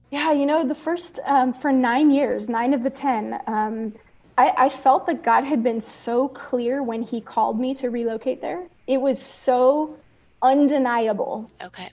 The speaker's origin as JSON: {"language": "English", "town": "Oakland", "region": "California", "country": "United States", "tie": "born or raised there", "also_born_or_lived": "Castro Valley, California / Soweto, South Africa", "said": "growing up in East Oakland and ministry in East Oakland"}